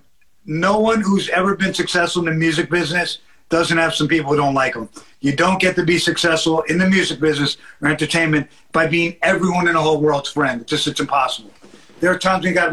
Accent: New York, United States; growing up in New York in the 70s on the Lower East Side and the 80s

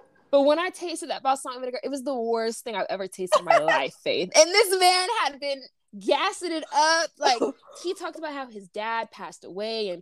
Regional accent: United States; we were American

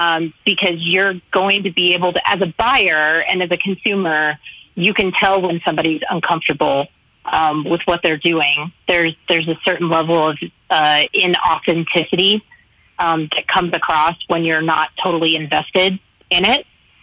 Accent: the South, United States; I'm from the South. I'm long-winded. I love to talk.

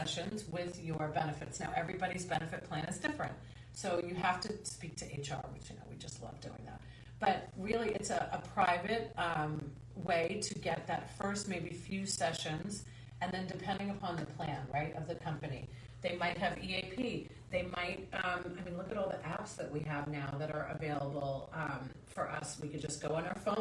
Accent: Long Island, New York, United States; I grew up in Long Island, New York.

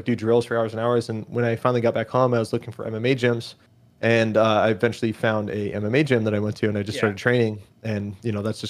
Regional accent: Eugene, Oregon, United States; So I grew up in Oregon, born and raised in a town called Eugene. It's the home of University of Oregon, Oregon Ducks, for anybody who likes college ball.

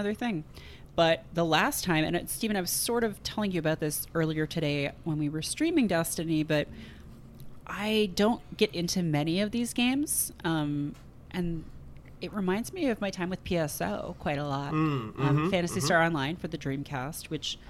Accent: Canada; born or raised there

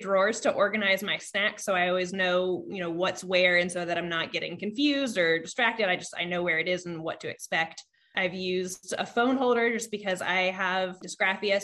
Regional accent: Vermont, United States; I was born in Vermont

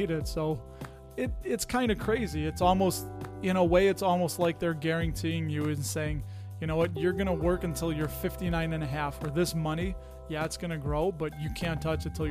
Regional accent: Chicago, Illinois, United States; accent: Chicago; was a product of the public education system here in the state of Illinois.

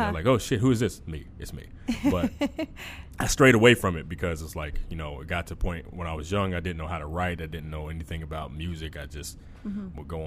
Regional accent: Wichita, Kansas, United States; All born and raised in Wichita, Kansas, actually in the same house

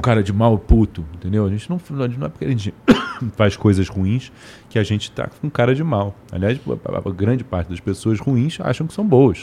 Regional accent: Rio de Janeiro, Brazil; also born or lived in Brasília / Washington, United States / Lisbon, Portugal; vim para o Rio, fiquei no Rio pro resto da vida. Então me considero um carioca

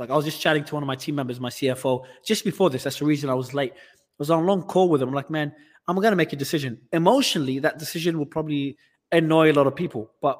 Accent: Australia; accent: Australian; moved away as an adult; also born or lived in Lebanon; I'm originally from Australia, but I was born in Lebanon, but I migrated to Australia as a kid. So my accent was Australian until I left the country about 7 years ago

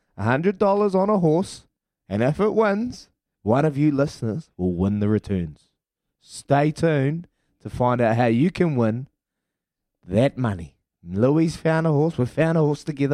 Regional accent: Hawke's Bay, New Zealand; my hometown, Hawke's Bay

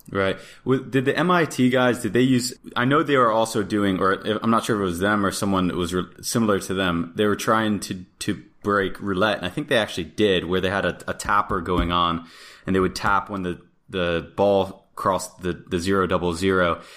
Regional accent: Florida, United States; I grew up in Florida

